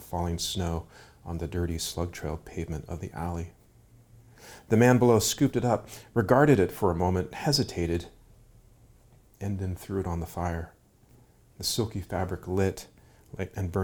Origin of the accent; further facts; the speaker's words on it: Seattle, Washington, United States; also born or lived in Ashland, Oregon; I grew up in Seattle